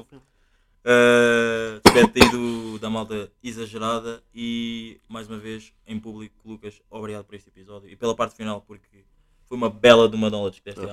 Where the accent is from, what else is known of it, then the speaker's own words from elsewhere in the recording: Angola; now in Portugal; nós sendo, tipo, sendo angolano